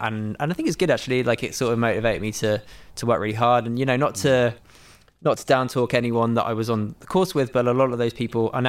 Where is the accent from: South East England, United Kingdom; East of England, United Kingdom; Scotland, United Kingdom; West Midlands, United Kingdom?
South East England, United Kingdom; Milton Keynes; moved away as an adult; also born or lived in Brighton; I grew up in Milton Keynes.